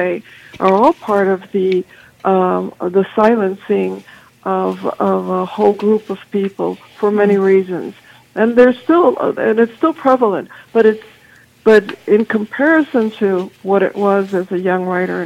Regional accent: Chicago, Illinois, United States; I'm originally from Chicago

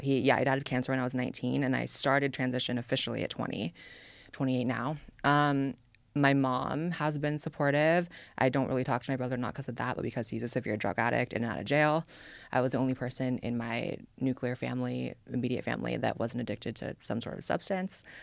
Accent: California, United States; born or raised there; now in Austin, United States

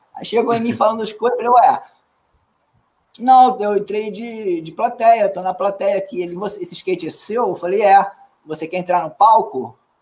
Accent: Minas Gerais, Brazil; somos mineiros também, mas somos de outro flanco. Somos de outro flanco, outra área de Minas

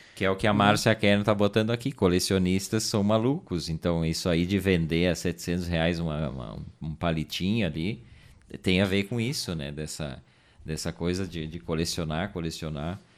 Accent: Garibaldi, Rio Grande do Sul, Brazil; also born or lived in Caxias do Sul; Mas eu me criei, vivi trinta e poucos anos em Garibaldi, sou natural de Garibaldi

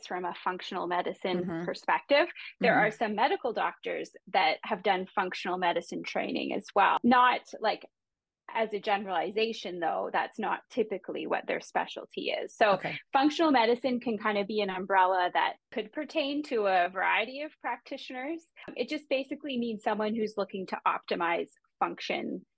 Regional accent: Canada; I'm a Canadian

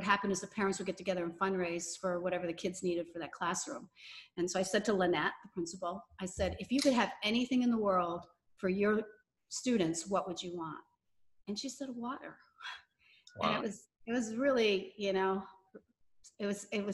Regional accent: Massachusetts, United States; I grew up in Massachusetts

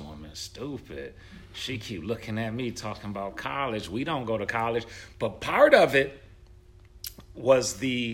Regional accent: Buffalo, New York, United States; I'm from Buffalo

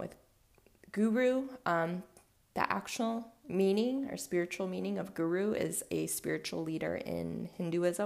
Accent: Cleveland, Ohio, United States; also born or lived in Los Angeles, California / Louisville, Kentucky / Mobile, Alabama; I grew up in a suburb of Cleveland, and then I went to college in Ohio, and then I moved back to LA for a bit, and then back to Ohio. So for the most part, Ohio. I grew up in Ohio

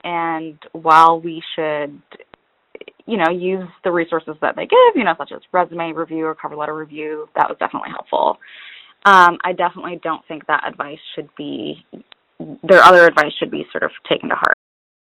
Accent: Detroit, Michigan, United States; also born or lived in Lebanon; I think I applied mostly in the Midwest because that's where I'm from. I immigrated from Lebanon and we eventually settled in Detroit, so I wanted to stay in the Midwest.

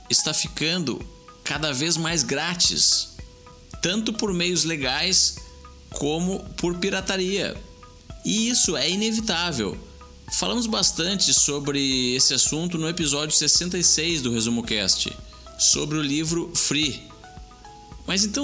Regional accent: Jundiaí, São Paulo, Brazil; Sou daqui da cidade de Jundiaí, interior de São Paulo.

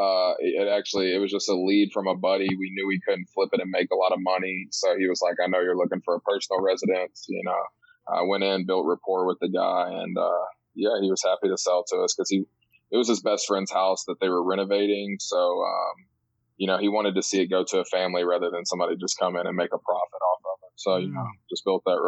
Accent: East Tennessee, United States; I grew up in East Tennessee on a farm

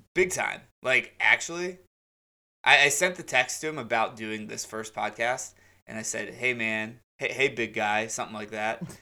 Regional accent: United States; Being American fans

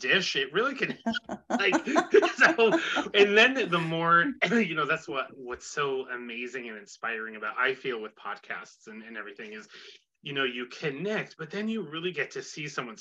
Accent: Northern New York, United States; I'm from Northern New York

